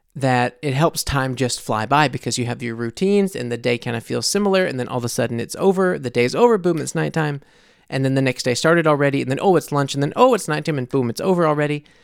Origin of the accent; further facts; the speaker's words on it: United States; moved away as an adult; now in Munich, Germany; I am obviously American living in Munich